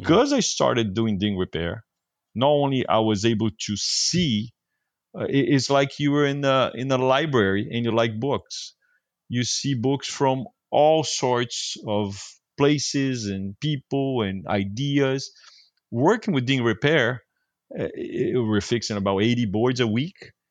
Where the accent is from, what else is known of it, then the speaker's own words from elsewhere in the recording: Brazil; moved away as an adult; now in California, United States; I was from Brazil